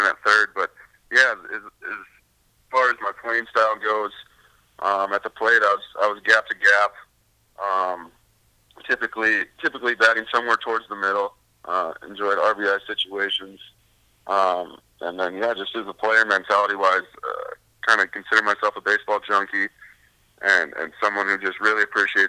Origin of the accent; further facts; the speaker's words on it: Fargo, North Dakota, United States; moved away as an adult; also born or lived in Mitchell, South Dakota; I'm originally from Fargo, North Dakota.